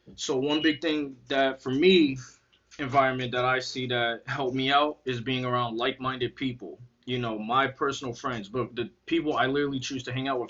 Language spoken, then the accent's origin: English; Connecticut, United States; also born or lived in Arizona; I'm from Connecticut